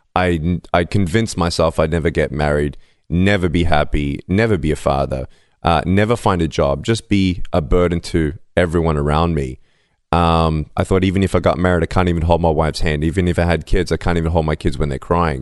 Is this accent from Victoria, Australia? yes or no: yes; Melbourne, Victoria, Australia; I was born in Melbourne, Australia, without limbs